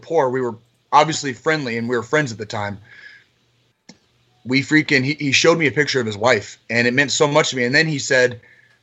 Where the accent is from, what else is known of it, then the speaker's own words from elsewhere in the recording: Tucson, Arizona, United States; I grew up in Tucson, Arizona